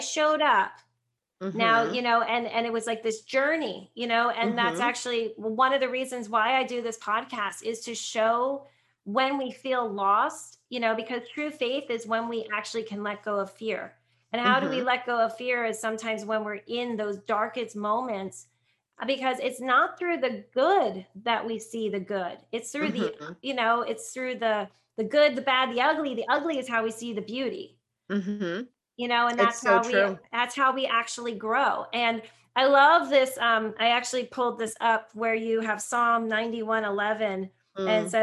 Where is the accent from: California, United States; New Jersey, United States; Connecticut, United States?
New Jersey, United States; And I'm from the East Coast. I'm from New Jersey